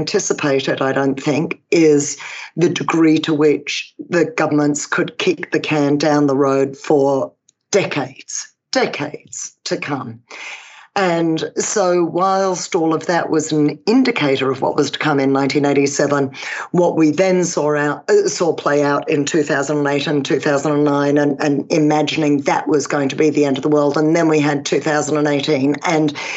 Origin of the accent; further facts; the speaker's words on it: England, United Kingdom; I was born in England, actually